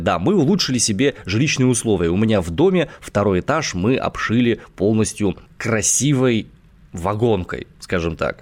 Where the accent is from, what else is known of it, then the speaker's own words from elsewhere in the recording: Omsk, Omsk Oblast, Russia; я родом из Омска